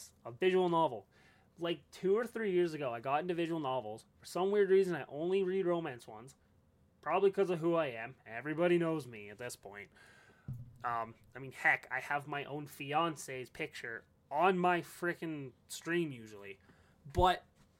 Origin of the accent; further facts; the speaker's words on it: Canada; I'm Canadian